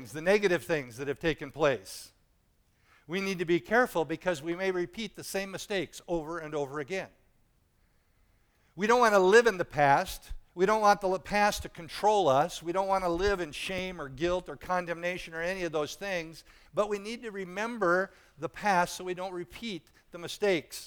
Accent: United States; you and I were born in this country

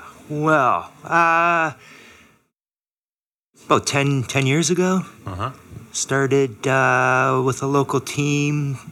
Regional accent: St. Catharines, Ontario, Canada; I come from Canada, and yeah, St. Catharines as well.

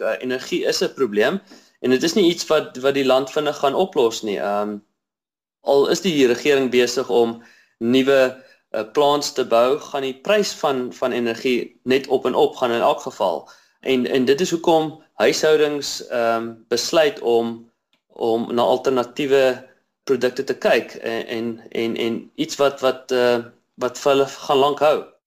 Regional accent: Bloemfontein, Free State, South Africa; now in Cape Town, South Africa; Ek is 'n Afrikaner man. Ehm um, Ek kom van uh, Bloemfontein af.

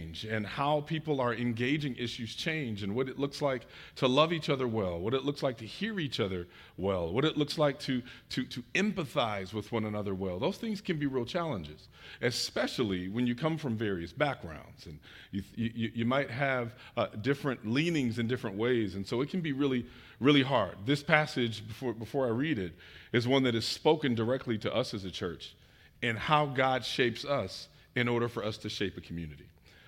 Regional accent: Detroit, Michigan, United States; also born or lived in Chicagoland; now in Atlanta, United States; We moved from the Chicagoland area. I am from Detroit, but spent time in the military and business and moved a lot of different places.

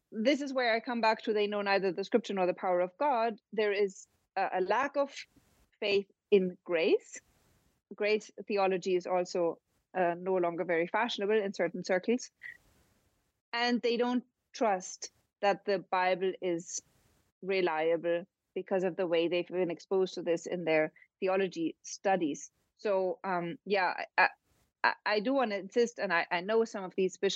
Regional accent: Germany; Germany, and that's my home country

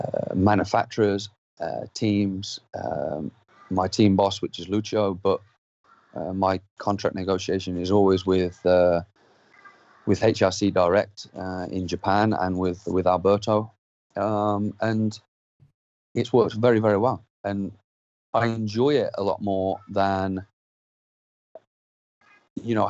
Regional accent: United Kingdom; I'm not a British rider that is just any random rider.

